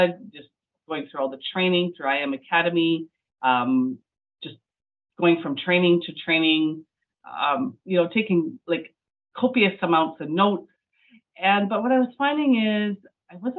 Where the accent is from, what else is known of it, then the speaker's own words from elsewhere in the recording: Medicine Hat, Alberta, Canada; I'm from Medicine Hat, Alberta.